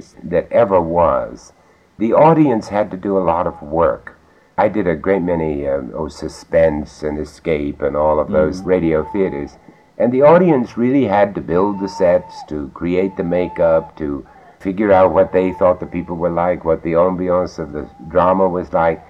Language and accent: English; United States; also born or lived in London; I'm an American